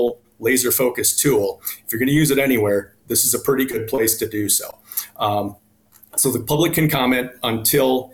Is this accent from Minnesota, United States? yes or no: yes; Gaylord, Minnesota, United States; moved away as an adult; also born or lived in South Dakota; I grew up in Gaylord, Minnesota, down by Mankato, went to school at St. Olaf in Northfield